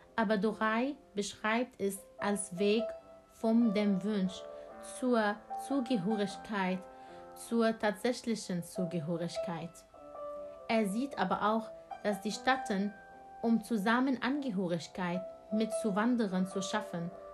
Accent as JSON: {"language": "German", "country": "Syria", "second_language": "German", "moved": "yes", "lives_now": "Germany", "said": "Ich bin aus Syrien geflüchtet"}